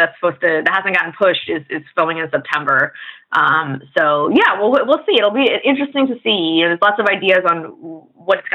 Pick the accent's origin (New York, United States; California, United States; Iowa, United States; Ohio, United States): California, United States; San Diego; also born or lived in Bay Area, California / United Kingdom / Atlanta; now in Los Angeles, United States; I was born in the Bay Area and grew up mostly in San Diego